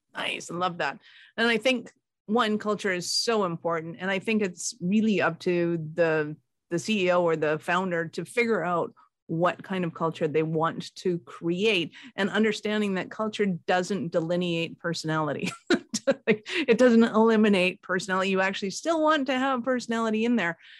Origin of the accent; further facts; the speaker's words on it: Canada; I'm Canadian